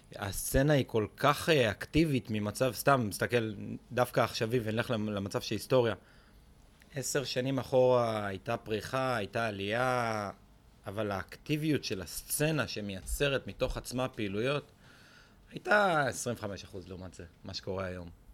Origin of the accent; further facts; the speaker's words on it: Israel; קודם כל אנחנו בישראל, אנחנו ישראלים